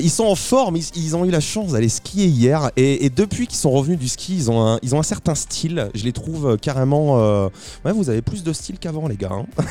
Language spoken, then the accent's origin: French; Saint-Nazaire, Pays de la Loire, France; nous, on vient de Saint-Nazaire, juste à côté de Nantes